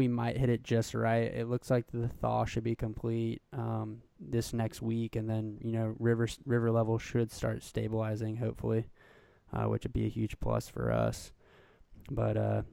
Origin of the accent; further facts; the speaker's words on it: Colorado, United States; moved away; I'm from Colorado. You know, I fished pretty much in the west primarily most of my life. So my parents actually live in Castle Rock, Colorado.